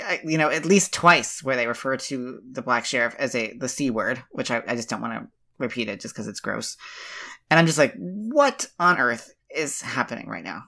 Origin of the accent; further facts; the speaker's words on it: West Virginia, United States; I'm not from the South, but s, really, I'm from West Virginia